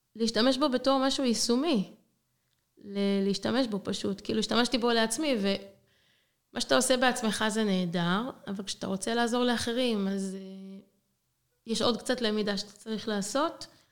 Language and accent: Hebrew; Israel; moved away as an adult; now in Zagreb, Croatia; אני, ישראלית, הגעתי לארץ, עליתי לצפת